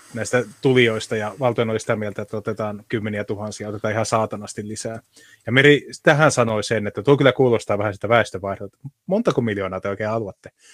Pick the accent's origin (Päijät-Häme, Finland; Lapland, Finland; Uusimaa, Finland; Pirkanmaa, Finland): Lapland, Finland; Rovaniemi; Rovaniemelle, mistä mä oon lähtöisin